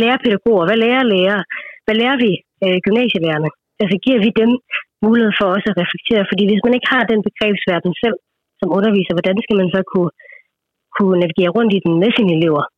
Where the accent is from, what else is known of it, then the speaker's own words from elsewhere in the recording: India; now in Denmark; nu kommer jeg fra Indien oprindeligt